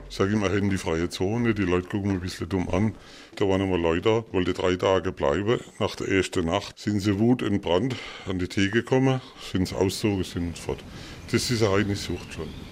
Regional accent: Hohenlohe, Baden-Württemberg, Germany; wir fühlen uns auch nicht als Schwabe auf keinen Fall, sondern auch als Hohenlohe Franke

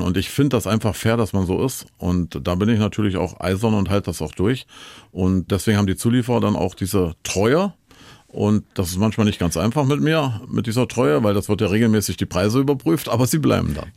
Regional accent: East Germany, Germany; Aufgewachsen bin ich in der DDR

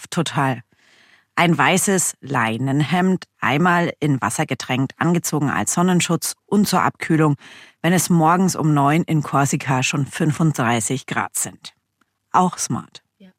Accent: Germany; wir sind ja aus Deutschland

